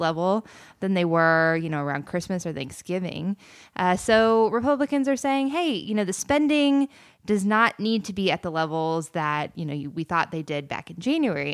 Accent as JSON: {"language": "English", "area": "near The Villages", "region": "Florida", "country": "United States", "tie": "born or raised there", "said": "I grew up right outside of the villages"}